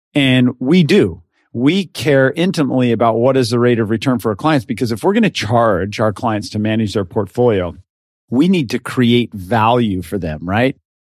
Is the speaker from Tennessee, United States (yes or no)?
no; Richfield, Utah, United States; now in San Diego, United States; I was born and raised in Richfield, Utah, and small town